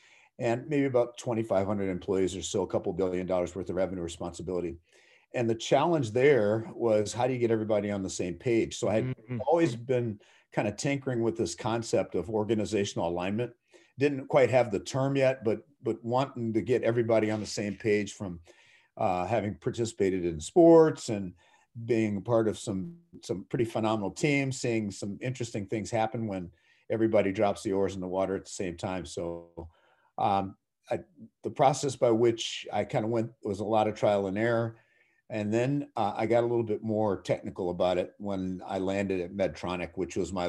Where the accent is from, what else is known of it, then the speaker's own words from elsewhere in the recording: Minnesota, United States; So I grew up in the Twin Cities